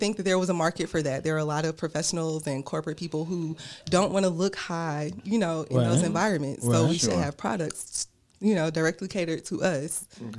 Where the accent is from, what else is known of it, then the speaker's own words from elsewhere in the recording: College Park, Georgia, United States; So, yeah, I'm from Atlanta, raised in College Park, Georgia, graduated from Tri-Cities High School, graduated from Clark Atlanta University.